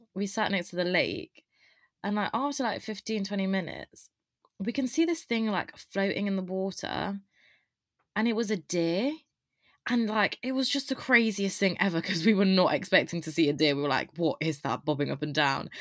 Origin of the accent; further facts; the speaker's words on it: Loughborough, East Midlands, United Kingdom; moved away; also born or lived in Reading; I am from Loughborough, but obviously I go to Reading Uni with Tom